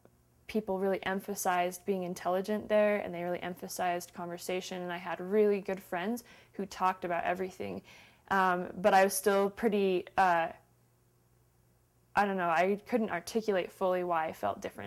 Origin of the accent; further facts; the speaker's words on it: Salt Lake City, Utah, United States; Salt Lake City, Utah.